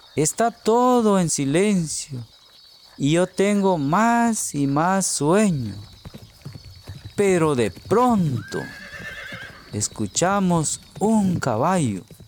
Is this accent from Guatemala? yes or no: yes; Guatemala; soy de Guatemala, un hermoso país centroamericano al sur de México